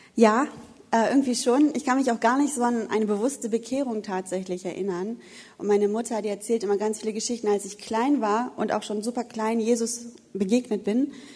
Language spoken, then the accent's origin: German; Wuppertal, North Rhine-Westphalia, Germany; moved away; Ich komme ja eigentlich aus dem Bergischen Land, äh, aus Wuppertal und bin ja erst dann runtergezogen.